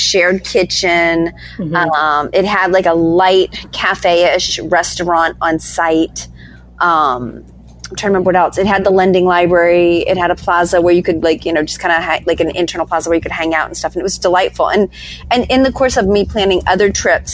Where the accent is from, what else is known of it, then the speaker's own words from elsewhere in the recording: East Coast, United States; I'm from the East Coast